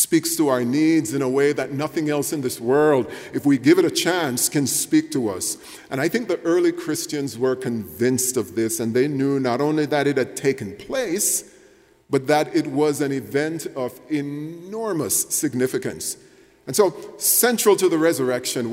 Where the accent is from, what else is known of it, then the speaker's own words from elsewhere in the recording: Jamaica; moved away; when I was growing up in Jamaica, it was the year 1975